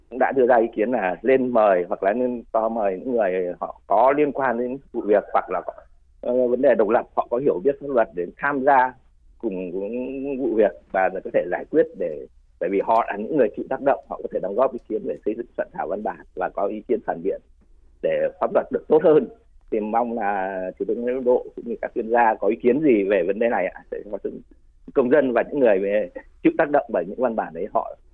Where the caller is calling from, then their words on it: Vinh Phuc, Vietnam; ở Vĩnh Phúc ạ.